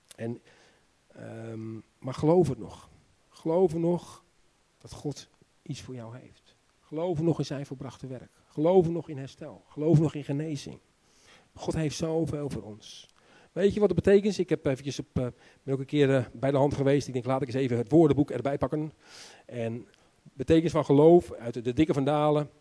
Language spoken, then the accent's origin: Dutch; Netherlands; also born or lived in Romania; Ik ben zelf ook een Nederlander.